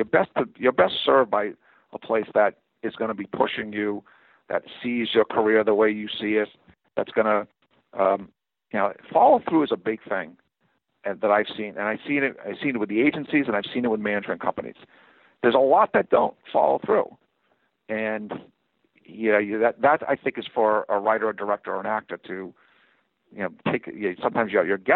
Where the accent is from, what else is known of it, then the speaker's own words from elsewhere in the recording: Northeast, United States; You know, I'm from the Northeast. I'm going to connect with certain people, you know, and sometimes because I'm from the Northeast, I won't connect with certain people.